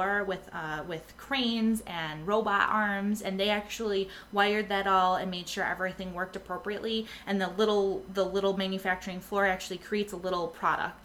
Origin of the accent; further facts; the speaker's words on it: Rochester, New York, United States; moved away; I grew up in Rochester, so no one hate me out there, but I grew up with Kodak and Xerox